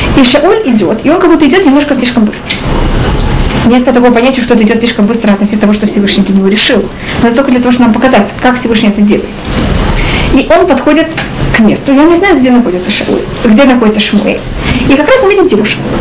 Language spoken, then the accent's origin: Russian; Russia; moved away; мы из России